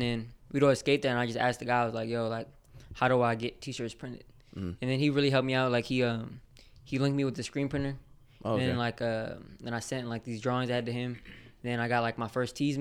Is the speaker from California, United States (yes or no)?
yes; Los Angeles, California, United States; I'm from the Dons in Crenshaw, like, the Dons area